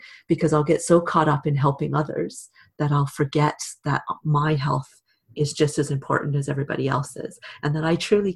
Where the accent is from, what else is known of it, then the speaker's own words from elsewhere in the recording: Canada; also born or lived in Britain; now in United Kingdom; In Canada, my home country, and here in Britain, where I live now